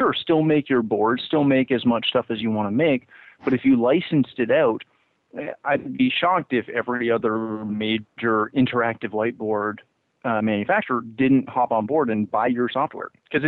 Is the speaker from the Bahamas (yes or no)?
no; Canada; And I, again, being Canadian, we, you know, whatever.